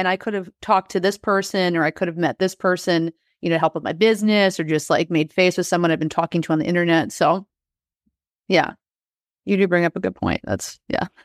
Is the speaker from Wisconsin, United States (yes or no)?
yes; Wisconsin, United States; I grew up in Wisconsin in the middle of nowhere